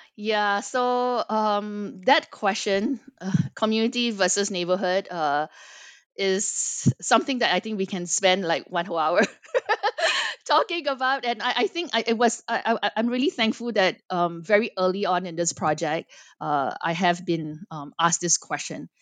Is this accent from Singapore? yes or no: yes; Singapore; moved away as an adult; also born or lived in United States / Los Angeles; I am born and raised in Singapore, but spent quite a bit of my life in the United States